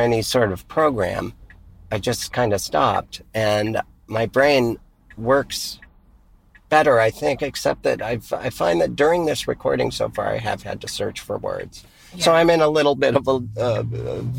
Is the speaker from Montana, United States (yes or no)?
yes; Missoula, Montana, United States; my hometown of Missoula